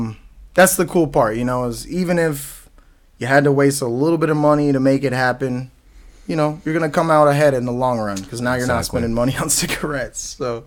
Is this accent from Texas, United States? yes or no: yes; Dallas, Texas, United States; now in Waukee, United States; No, actually, originally I'm from Dallas, Texas.